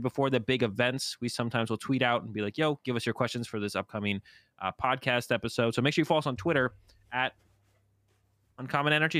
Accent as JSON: {"language": "English", "town": "Boston", "region": "Massachusetts", "country": "United States", "said": "I'm also from Boston"}